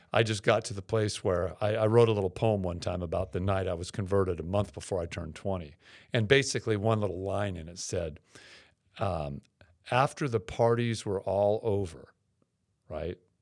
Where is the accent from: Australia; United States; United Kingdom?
United States; Seattle, Washington; I grew up in Seattle